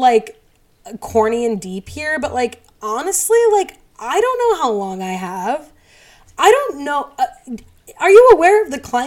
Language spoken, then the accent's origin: English; United States